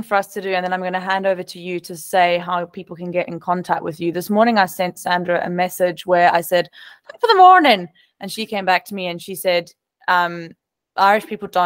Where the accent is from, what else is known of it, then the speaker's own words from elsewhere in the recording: South Africa; now in Australia; as a South African.